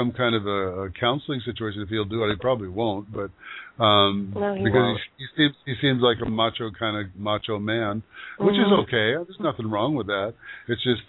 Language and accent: English; Yakima Valley, Washington, United States; moved away; I grew up in the Yakima Valley